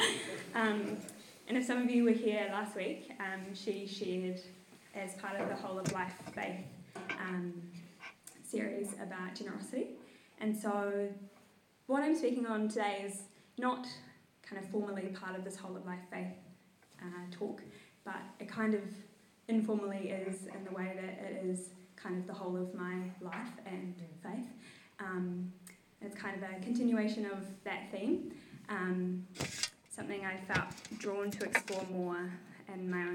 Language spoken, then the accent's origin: English; Tauranga, Bay of Plenty, New Zealand; now in Wellington, New Zealand; I was born here in Wellington and then grew up in Tauranga